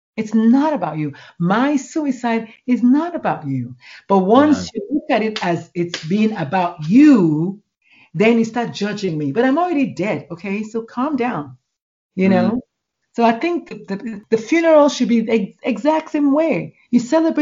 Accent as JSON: {"language": "English", "country": "Nigeria", "tie": "born or raised there", "moved": "as an adult", "lives_now": "United States", "said": "I grew up in Nigeria"}